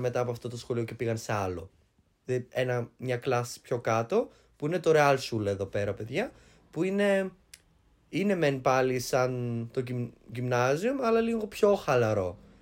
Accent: Greece; now in Germany; από το χωριό μου

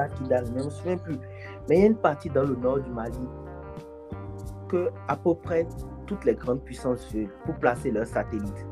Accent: Cotonou, Littoral, Benin; now in France; mon ancien quartier, P K dix

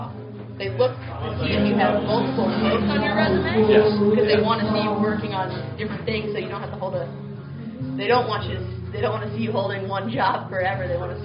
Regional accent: South Florida, United States; also born or lived in Key West; I grew up in South Florida, and after high school, I moved down to Key West.

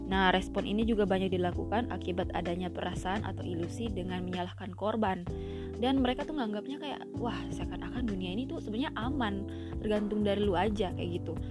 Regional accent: Ambon, Maluku, Indonesia; karena ternyata masih banyak kita orang Ambon itu suka melakukan victim blaming terhadap korban ya di sini ya.

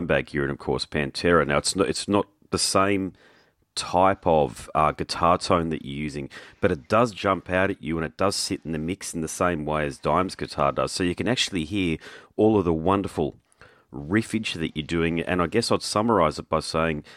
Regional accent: Brisbane, Queensland, Australia; I'm from Brisbane

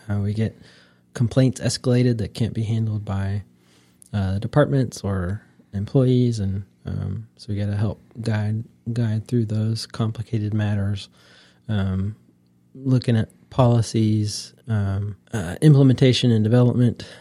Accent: Wooster, Ohio, United States; moved away as an adult; now in North Carolina, United States; I'm from Northeast Ohio, a little town called Worcester

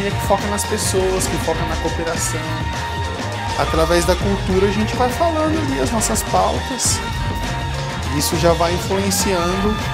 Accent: Olinda, Pernambuco, Brazil; Eu venho lá de Olinda.

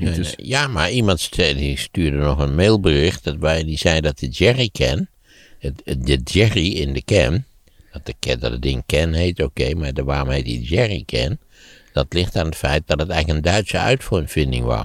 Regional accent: Netherlands

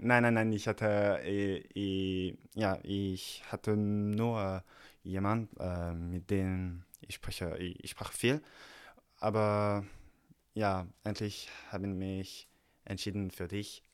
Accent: Paris, Île-de-France, France; German is a second language; ich komme aus Frankreich, aus Paris

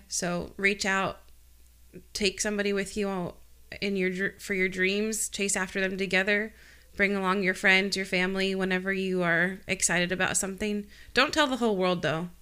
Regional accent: Rindge, New Hampshire, United States; Ringe, New Hampshire. I, R, K, Ringe, R I N D G E, New Hampshire

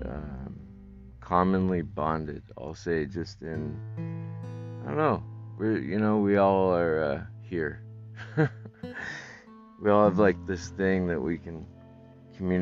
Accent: Northwest United States, Pacific Northwest, United States; I'm from the Northwest. United States, there's a lot of woods up here

